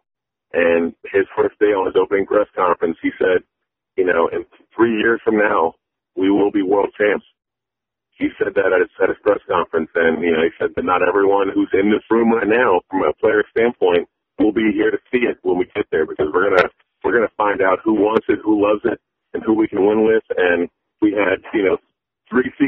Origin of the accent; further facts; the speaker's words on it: Tallahassee, Florida, United States; moved away as an adult; also born or lived in Gainesville, Florida / St. Louis, Missouri; I was a kid from Florida. I grew up in Tallahassee